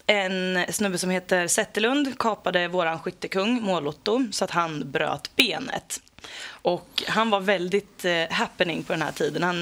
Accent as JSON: {"language": "Swedish", "town": "Degerfors", "region": "Örebro County", "country": "Sweden", "tie": "born or raised there", "said": "Jag växte upp i Degerfors. Jag har gått på Stora Valla sen jag var väldigt liten och har alltid hejat på Degerfors."}